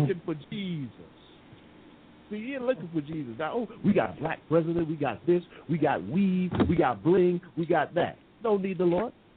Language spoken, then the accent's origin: English; United States; moved away as an adult; now in England, United Kingdom; I'm the American here in England